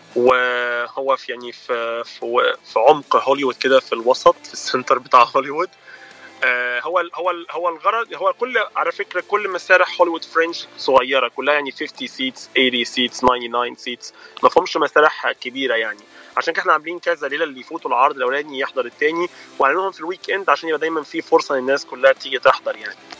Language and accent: Arabic; Egypt; accent: Egyptian; moved away as an adult; انا من مصر وبقالي انا جيت هنا نوفمبر 2012